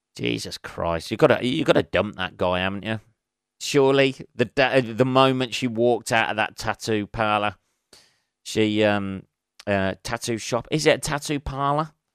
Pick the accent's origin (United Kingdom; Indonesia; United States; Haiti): United Kingdom; England; I'm an Englishman.